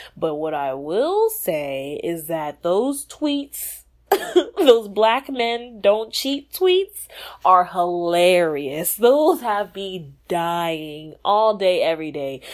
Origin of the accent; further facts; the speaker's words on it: Texas, United States; I'm from Texas